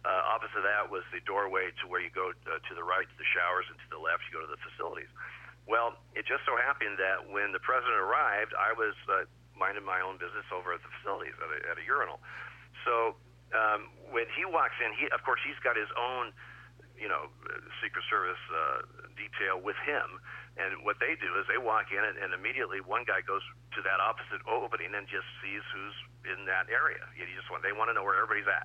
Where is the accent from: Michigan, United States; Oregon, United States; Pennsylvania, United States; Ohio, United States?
Oregon, United States; Eugene; now in Portland, United States; I'm from Eugene, but I live in Portland.